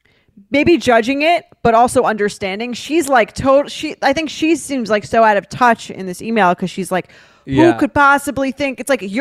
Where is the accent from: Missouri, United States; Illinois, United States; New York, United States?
New York, United States; New York City; I'm from New York City. I'm in grad school in the Midwest.